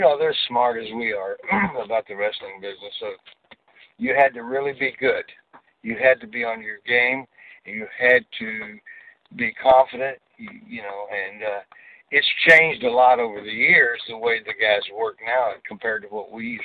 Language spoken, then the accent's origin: English; Amarillo, Texas, United States; accent: southern; I was raised up in Amarillo, Texas